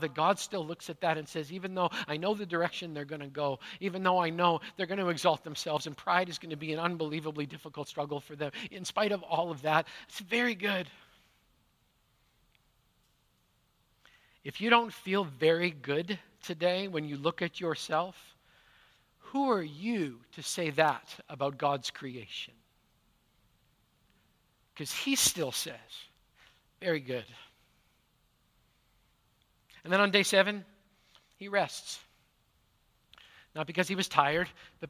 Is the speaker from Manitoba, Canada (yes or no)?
yes; Manitoba, Canada; now in Pacific Northwest, United States; Growing up in Manitoba